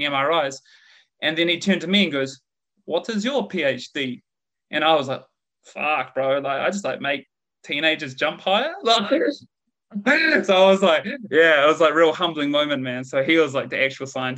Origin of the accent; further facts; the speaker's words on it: Christchurch, Canterbury, New Zealand; accent: Kiwi; moved away as an adult; also born or lived in Dunedin, New Zealand / Leeds, United Kingdom; now in Australia; from Christchurch City, Quake Zone. So grew up in Quake Zone, Christchurch, and moved down to Dunedin